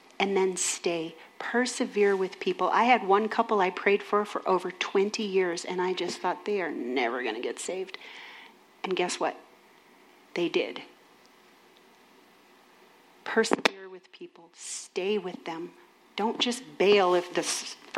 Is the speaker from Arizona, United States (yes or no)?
no; Minnesota, United States; I'm from Minnesota